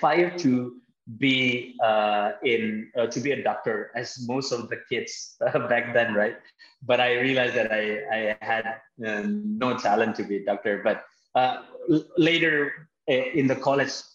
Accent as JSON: {"language": "English", "region": "Jakarta", "country": "Indonesia", "tie": "born or raised there", "also_born_or_lived": "Bekasi / Bandung", "said": "I grew up in Jakarta. I was born and raised in Jakarta. It's a big city here in Indonesia."}